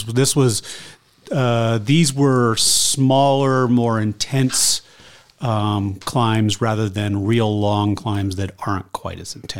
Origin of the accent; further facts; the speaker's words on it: Lander, Wyoming, United States; my hometown, Lander